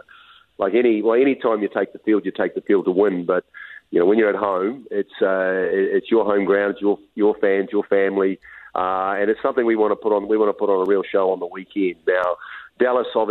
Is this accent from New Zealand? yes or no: yes; New Zealand; now in Utah, United States; I'm from New Zealand